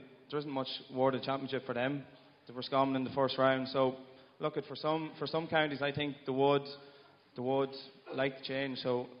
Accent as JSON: {"language": "English", "country": "Ireland", "said": "maybe being Irish, we're all just always used to, we don't want change."}